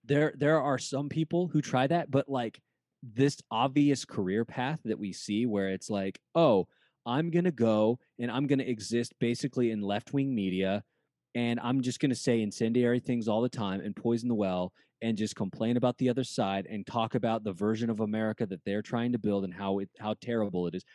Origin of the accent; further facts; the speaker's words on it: Utah, United States; I'm from Utah